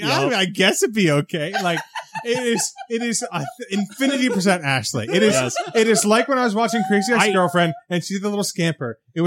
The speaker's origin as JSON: {"language": "English", "region": "England", "country": "United Kingdom", "said": "And law and me and all of England, because I'm English and in England."}